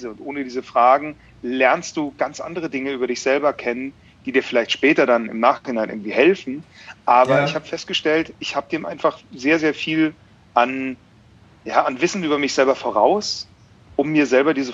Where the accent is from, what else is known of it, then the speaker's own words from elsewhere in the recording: Bavaria, Germany; Ich komme ja aus Bayern ursprünglich.